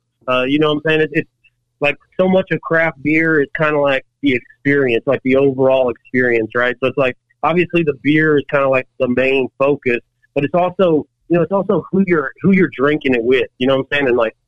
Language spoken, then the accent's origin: English; Murfreesboro, Tennessee, United States; I'm biased, right, because I'm from Murfreesboro.